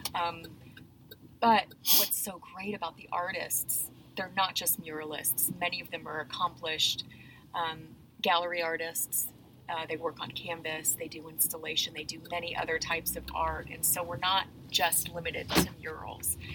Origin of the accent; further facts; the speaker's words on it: Nashville, Tennessee, United States; now in Fayetteville, United States; I grew up in Nashville, Tennessee